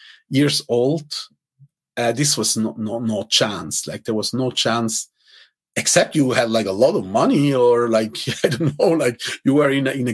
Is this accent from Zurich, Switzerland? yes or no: yes; Zurich, Switzerland; English is a second language; I grew up actually in the ghetto of Zurich, my hometown